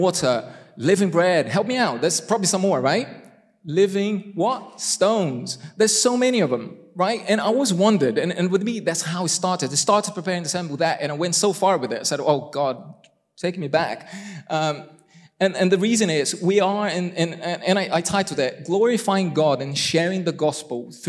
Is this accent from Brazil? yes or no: yes; Brazil; first language Portuguese; English is a second language; moved away; I'm Brazilian.